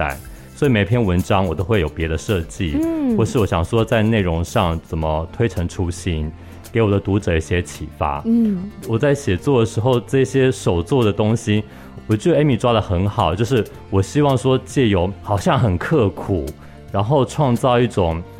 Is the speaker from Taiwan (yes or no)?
yes; Pingtung County, Taiwan; born there; 因为啊，我出生是在屏东，是对，所以我母亲说我小时候都是在地上爬的时候都是讲闽南语